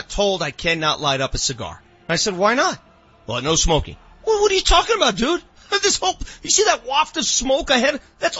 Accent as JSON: {"language": "English", "town": "Denver", "region": "Colorado", "country": "United States", "tie": "born or raised there", "said": "I grew up in North Denver, which is basically Compton in the 80s"}